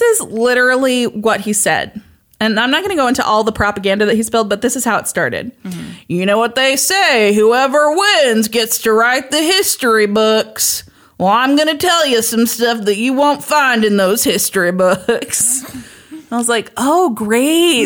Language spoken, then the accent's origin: English; Kansas, United States; I was born and raised in Kansas